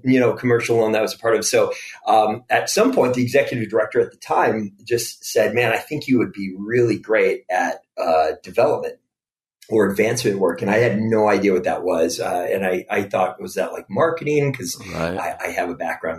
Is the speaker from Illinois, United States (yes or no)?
yes; DuPage County, Illinois, United States; I grew up in DuPage County area, so not too far from where you all are